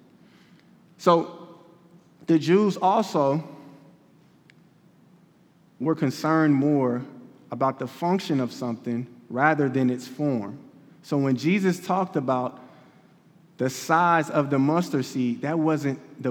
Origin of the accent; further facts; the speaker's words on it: Kansas City, Missouri, United States; I'm from Kansas City